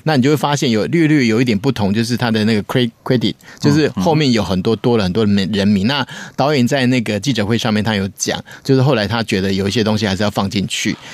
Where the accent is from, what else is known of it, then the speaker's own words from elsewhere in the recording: Taiwan; 我作为我台湾人